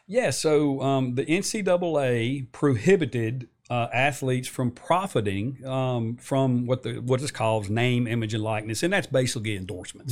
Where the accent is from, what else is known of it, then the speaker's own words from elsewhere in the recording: New River Valley, Virginia, United States; born and raised in New River Valley, went into the Army, uh, came back